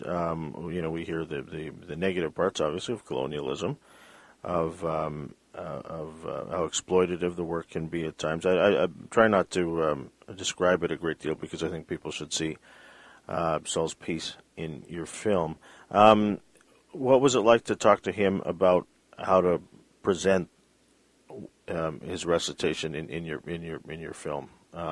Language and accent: English; Vancouver, British Columbia, Canada; growing up in Vancouver